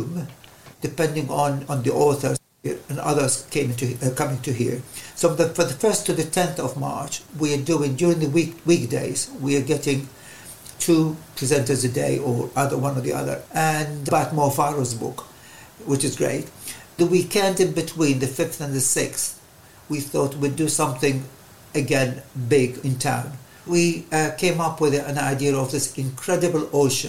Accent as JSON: {"language": "English", "town": "Baghdad", "region": "Baghdad Governorate", "country": "Iraq", "tie": "born or raised there", "moved": "yes", "lives_now": "Maidenhead, United Kingdom", "said": "I was born and brought up in Baghdad in the Middle East"}